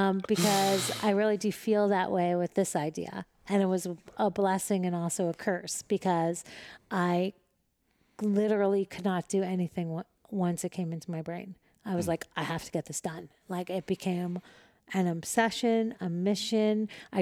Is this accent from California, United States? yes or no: no; Manhattan, New York, United States; And I'm from Manhattan. So like, if you look to the right or to the left, you're for sure going to crash. So when you look straight, like that was the only way to drive in New York City.